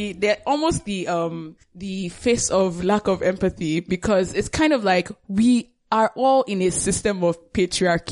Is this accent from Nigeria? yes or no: yes; Nigeria; growing up in Nigeria